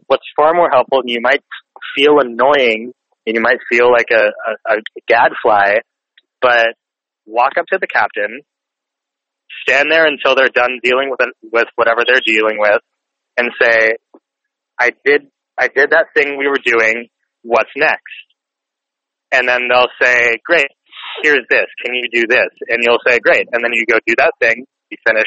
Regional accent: Northern Virginia, United States; I grew up in Northern Virginia

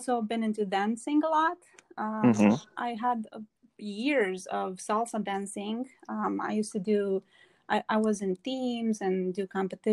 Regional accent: Romania; moved away; I am from Romania, born and raised in Romania.

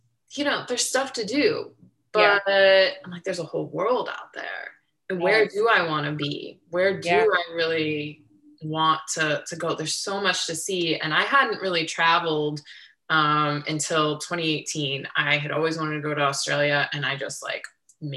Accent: Ohio, United States; moved away as an adult; now in San Diego, United States; I grew up in Ohio

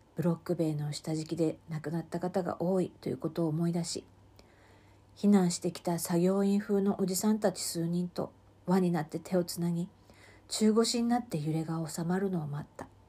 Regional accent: Sendai, Miyagi, Japan; moved away as an adult; 私は生まれも育ちも仙台で、そして、えー、五年前、五年半前までは、えー、ずーっと生まれてこの方、仙台を離れたことがありませんでした。

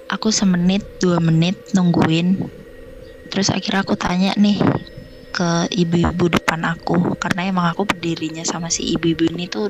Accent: Jakarta, Indonesia; Umur aku 19 tahun. Asal aku dari Jakarta.

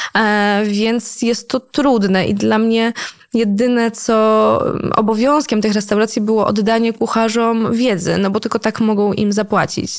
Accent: Poland; accent: Slavic; byłam jedyną Polką, więc wszyscy byli zachwyceni moim słowiańskim akcentem.

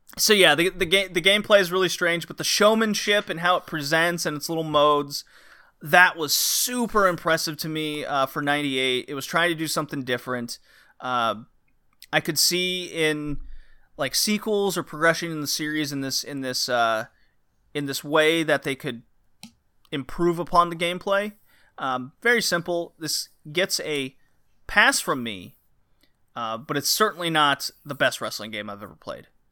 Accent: Texas, United States; I grew up in Texas

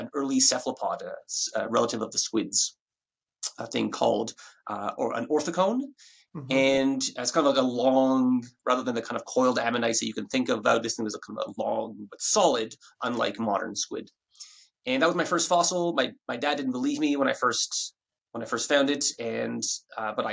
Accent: Ottawa, Ontario, Canada; moved away as an adult; now in Australia; I'm from Ottawa, Canada

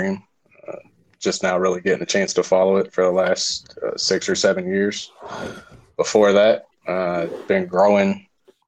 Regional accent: Ohio, United States; I'm from Ohio

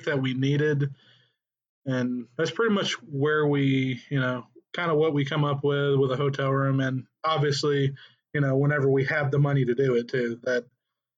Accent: Tennessee, United States; moved away as an adult; both of us were born and raised in Tennessee. We've lived there our entire lives

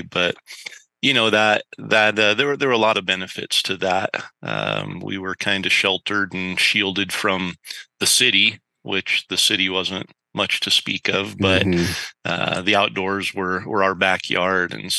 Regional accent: north central Idaho, United States; I grew up in a tiny little logging community in kind of north central Idaho.

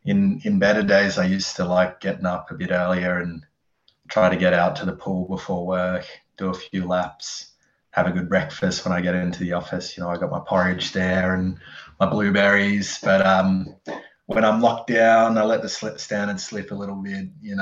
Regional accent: Dubbo, New South Wales, Australia; born there; also born or lived in Canberra / Adelaide / Newcastle; I was born in Dubbo, Wiradjuri country, and I grew up all around Australia, actually.

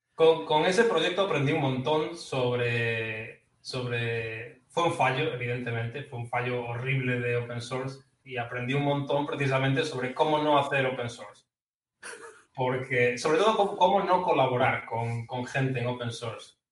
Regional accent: Ferrol, Galicia, Spain; moved away as an adult; yo no he salido de mi pueblo en toda mi vida. lo más lejos que he ido de Ferrol ha sido Santiago de Compostela

